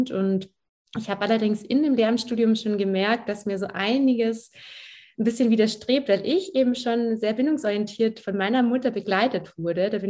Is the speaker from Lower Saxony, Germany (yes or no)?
no; Baden-Württemberg, Germany; Ja, ich bin aufgewachsen am Bodensee tatsächlich, also in der Nähe von Ravensburg.